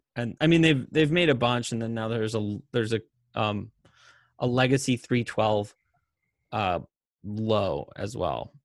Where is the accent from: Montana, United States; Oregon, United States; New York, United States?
Montana, United States; moved away; also born or lived in Las Vegas; we grew up in Montana